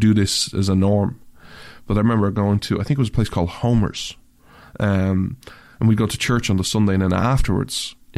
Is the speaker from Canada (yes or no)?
yes; Canada; as a Canadian